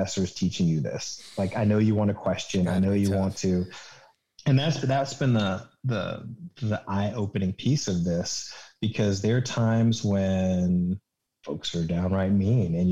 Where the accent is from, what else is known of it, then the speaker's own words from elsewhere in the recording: Richmond, Virginia, United States; moved away as an adult; I'm from Richmond